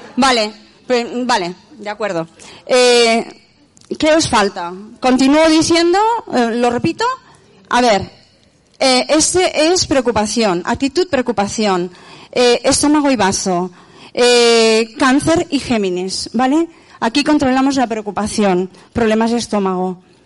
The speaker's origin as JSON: {"language": "Spanish", "town": "Barcelona", "region": "Catalonia", "country": "Spain", "also_born_or_lived": "Lleida", "moved": "yes", "said": "he vivido en Lleida 22 años, hasta que yo no me adapté a Barcelona, siendo de Barcelona"}